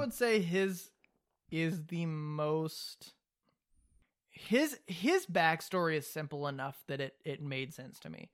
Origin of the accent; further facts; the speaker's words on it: the South, United States; being from the South